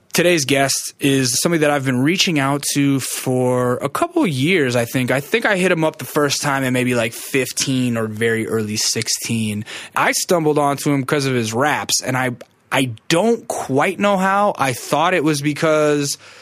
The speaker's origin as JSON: {"language": "English", "region": "Alaska", "country": "United States", "moved": "yes", "said": "I'm from Alaska."}